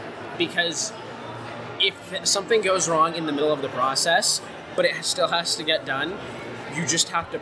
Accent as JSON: {"language": "English", "town": "Portland", "region": "Oregon", "country": "United States", "said": "I'm from the West Coast, Portland, Oregon area."}